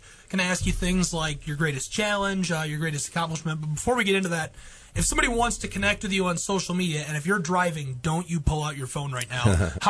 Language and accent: English; Jackson, United States; I grew up in Jackson